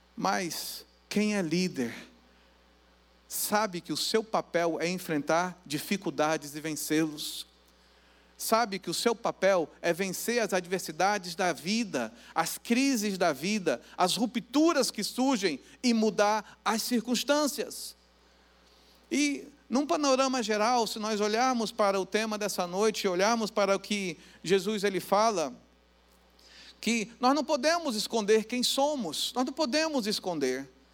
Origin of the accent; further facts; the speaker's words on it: Santo Amaro, Brazil; also born or lived in Santa Teresa (neighbourhood) / Serra; Eu nasci em Santo Amaro e morava no bairro Santa Teresa, bom da Serra também, nós moramos lá